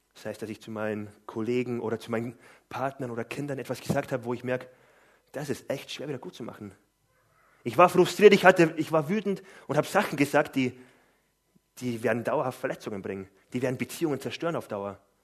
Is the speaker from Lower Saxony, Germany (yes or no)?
yes; Gifhorn, Lower Saxony, Germany; Ich komme aus Gifhorn